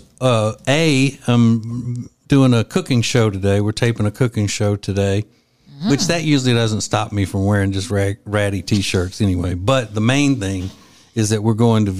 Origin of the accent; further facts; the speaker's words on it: Winfield, Louisiana, United States; in my hometown mm-hmm. of Winfield, Louisiana